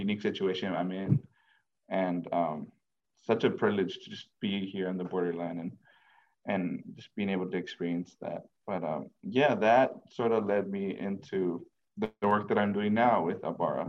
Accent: El Paso, Texas, United States; I was born and raised here in El Paso

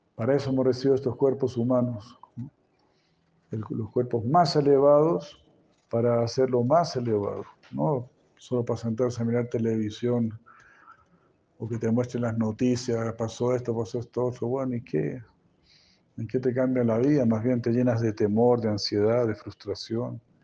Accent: Chile; como chileno

